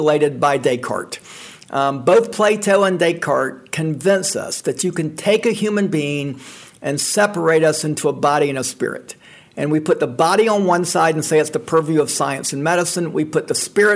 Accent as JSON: {"language": "English", "town": "Atlanta", "region": "Georgia", "country": "United States", "tie": "born or raised there", "moved": "as an adult", "lives_now": "Memphis, United States", "said": "I grew up in Atlanta, and growing up in Atlanta, I was always interested in the church"}